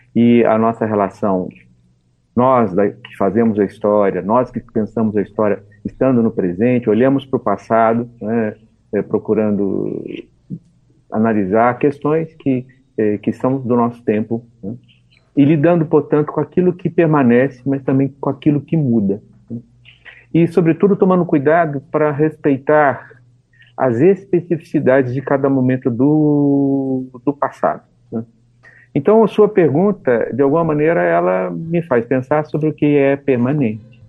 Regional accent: Taubaté, São Paulo, Brazil; moved away as an adult; now in Belo Horizonte, Brazil; eu nasci em São Paulo, em Taubaté, é, onde fiz toda a minha formação

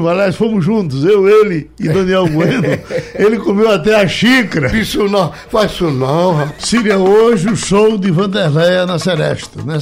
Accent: Recife, Pernambuco, Brazil; já tô aqui em Recife, que é minha terra, né? Minha terra, Recife

